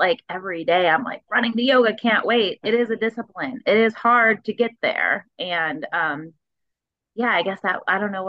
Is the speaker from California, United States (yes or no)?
no; Florida, United States; I mean, I grew up in Florida.